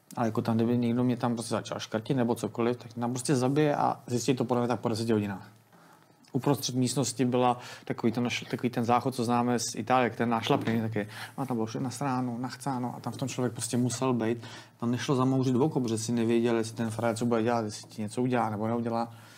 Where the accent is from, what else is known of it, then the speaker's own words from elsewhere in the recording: Teplice, Ústí nad Labem Region, Czechia; já jsem z Teplic